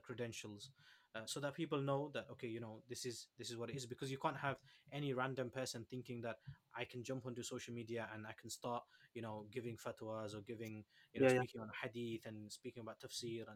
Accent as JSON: {"language": "English", "town": "Leicester", "region": "East Midlands", "country": "United Kingdom", "said": "I come from Leicester"}